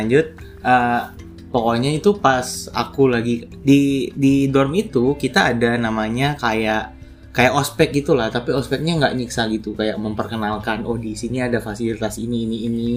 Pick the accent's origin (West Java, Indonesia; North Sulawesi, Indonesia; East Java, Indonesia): North Sulawesi, Indonesia; Manado; moved away as an adult; now in Jakarta, Indonesia; Jadi aku aslinya dari Manado, kan. Terus, uh, dari S D sampai S M A di Manado